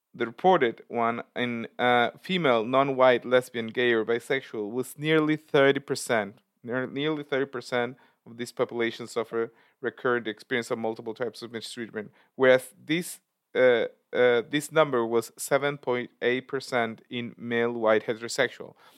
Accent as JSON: {"language": "English", "country": "Argentina", "said": "I come from Argentina"}